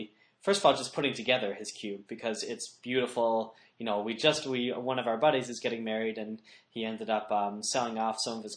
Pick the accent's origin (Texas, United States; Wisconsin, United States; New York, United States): Wisconsin, United States; Milwaukee; We hail from Milwaukee, Wisconsin, and we have a really good Magic scene here